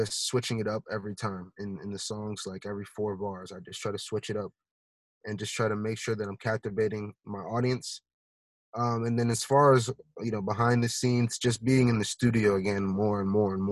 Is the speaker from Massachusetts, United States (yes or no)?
yes; Boston, Massachusetts, United States; I was from Boston